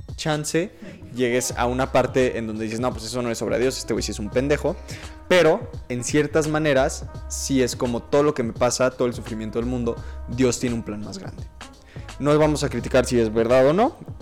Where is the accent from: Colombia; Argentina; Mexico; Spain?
Mexico; first language Spanish; yo hablo español porque nací en México y no hablo alemán porque no nací en Alemania